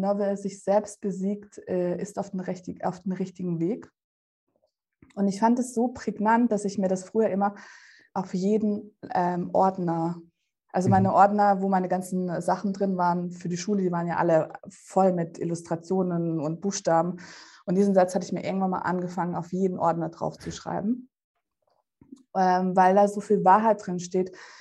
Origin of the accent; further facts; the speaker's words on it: Germany; German is a second language; also born or lived in Russia; wo ich in Deutschland eingeschult worden wäre, hätte ich auch in Russland eingeschult werden sollen